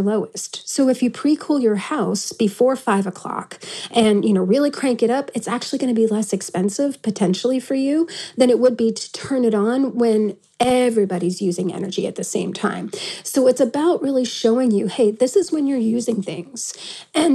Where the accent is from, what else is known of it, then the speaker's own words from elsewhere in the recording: East Coast, United States; now in Tucson, United States; I'm from the East Coast